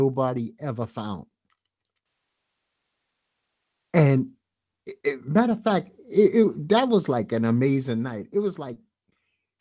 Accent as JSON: {"language": "English", "town": "New York City", "region": "New York", "country": "United States", "said": "I'm a well-schooled Brooklynite."}